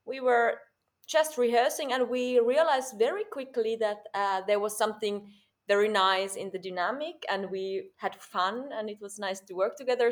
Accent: Finland; English is a second language; moved away as an adult; now in Berlin, Germany; I'm from Finland, and in Finland I fell in love with theater when I was 19

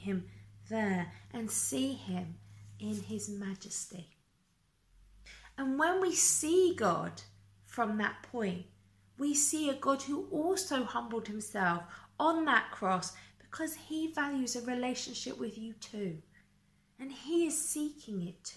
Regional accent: United Kingdom; also born or lived in Essex; us being British

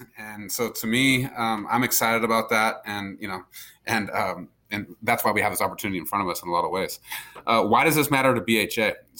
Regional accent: Montana, United States; here in Montana, my home state

